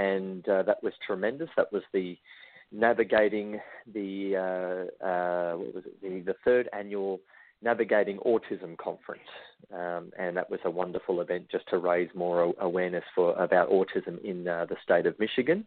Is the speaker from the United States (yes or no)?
no; Australia; to travel from my hometown over to the US